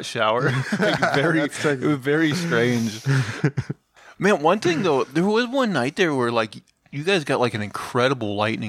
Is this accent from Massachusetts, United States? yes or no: no; Montana, United States; now in Portland, United States; we're from Montana